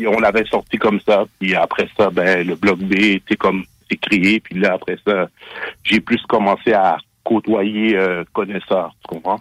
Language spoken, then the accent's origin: French; Montreal, Quebec, Canada; je viens de Montréal Nord